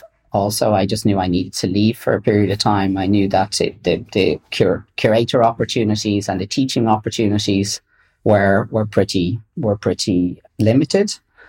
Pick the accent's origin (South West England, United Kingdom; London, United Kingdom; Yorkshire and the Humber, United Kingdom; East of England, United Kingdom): London, United Kingdom; born there; also born or lived in Dublin, Ireland; I was born in London.